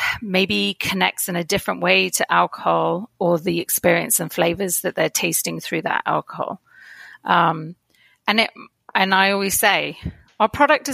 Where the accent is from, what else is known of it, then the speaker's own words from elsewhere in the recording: edge of Dartmoor near Plymouth, Devon, South West England, United Kingdom; moved away as an adult; now in Toronto, Canada; I grew up on the edge of Dartmoor near Plymouth.